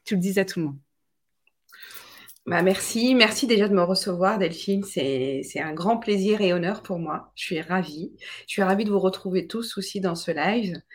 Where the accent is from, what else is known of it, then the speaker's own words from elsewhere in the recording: Tunisia; also born or lived in France; j'ai été euh, trimballée entre euh, la Tunisie, mon pays d'origine, que j'adore, et je sais qu'il y a des Tunisiens aujourd'hui, donc je les salue